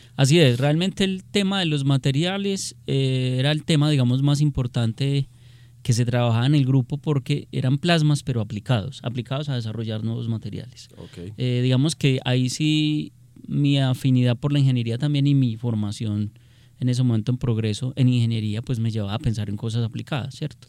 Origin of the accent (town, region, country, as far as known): Colombia